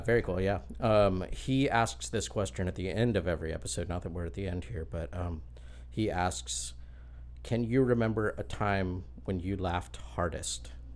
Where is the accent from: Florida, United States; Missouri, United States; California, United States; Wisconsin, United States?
Florida, United States; Lakeland; I grew up in Lakeland, just down the road